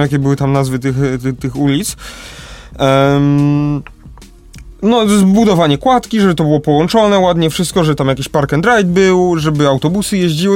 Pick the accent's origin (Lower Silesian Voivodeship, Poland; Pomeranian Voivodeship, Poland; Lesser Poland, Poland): Lesser Poland, Poland; Kraków; u nas w Krakowie